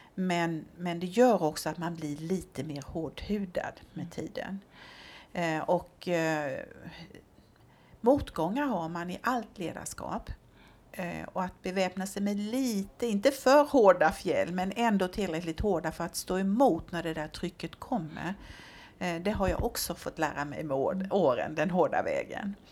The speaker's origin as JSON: {"language": "Swedish", "region": "southern Småland", "country": "Sweden", "tie": "born or raised there", "moved": "yes", "lives_now": "Örebro, Sweden", "said": "jag är smålänning, eh, det brukar jag ju få förklara här uppe eh, eftersom jag har önskat mig hit till Örebro eh, men inte kommer härifrån ursprungligen utan är född på en bondgård i södra Småland."}